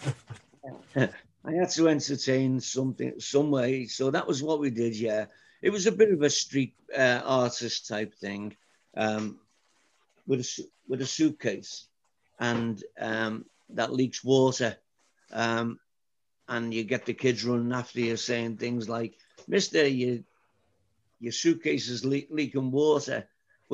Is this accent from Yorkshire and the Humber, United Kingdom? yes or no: no; Liverpool, North West England, United Kingdom; moved away as an adult; now in Wexford, Ireland; I was born in Liverpool. I was raised in Liverpool.